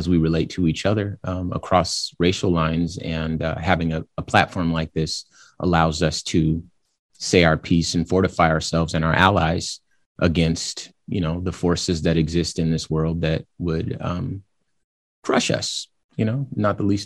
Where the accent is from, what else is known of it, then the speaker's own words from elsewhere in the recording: Compton, California, United States; I am from California. I was born in Compton, California